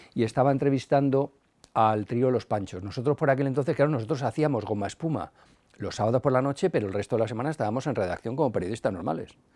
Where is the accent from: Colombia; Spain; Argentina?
Spain; Madrid, Community of Madrid; la movida de mi barrio, yo soy de Carabanchel.